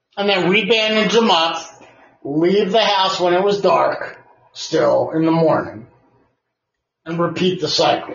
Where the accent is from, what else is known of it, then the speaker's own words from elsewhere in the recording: Canada; I'm Canadian